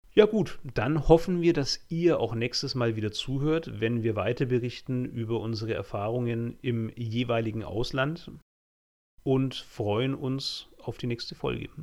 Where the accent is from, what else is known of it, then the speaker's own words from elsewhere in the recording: Franconia, rural area half an hour from Nuremberg, Bavaria, Germany; also born or lived in Utsunomiya, Japan; Ich komme ja wirklich vom Land. Also ich bin ja so ein fränkisches Landei. Ähm, auch nach Nürnberg hatte ich immer noch eine halbe Stunde Zugfahrt ähm, von meinem Heimatort aus.